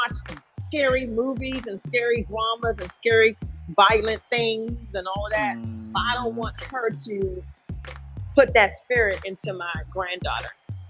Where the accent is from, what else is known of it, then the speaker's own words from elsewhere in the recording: Jamaica; But I'm Jamaican